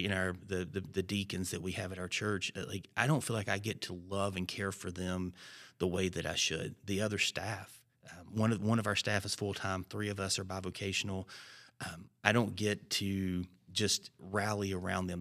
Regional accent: Alabama, United States; moved away; also born or lived in Georgia; I grew up in Alabama

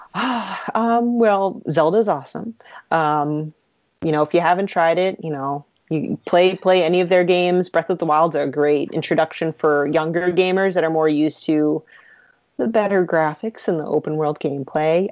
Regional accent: New England, United States; I'm from New England

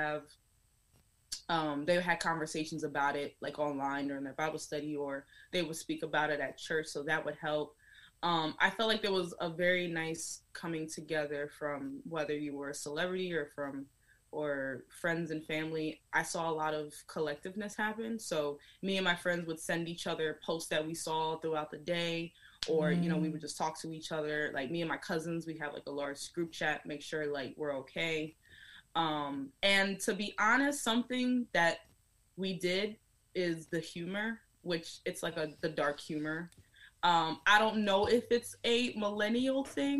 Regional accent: United States; I know that I am an American. I was born here

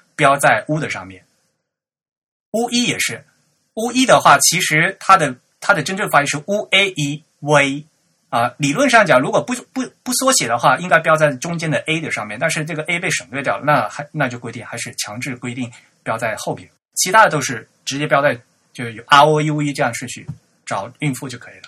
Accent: Fujian, China; 我们在福建的话也有这个闽南话的话，我们在福建大学也有这个闽南话拼音的系统

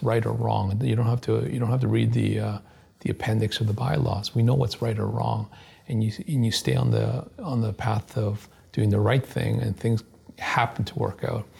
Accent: Canada

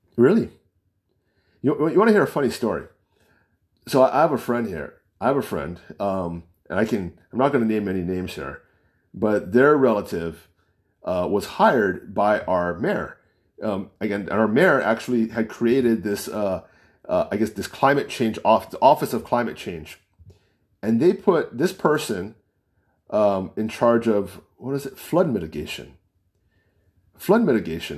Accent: United States; accent: American; I don't sound like an Asian. I don't sound, I'm Chinese. I don't sound like a Chinese. I'm American

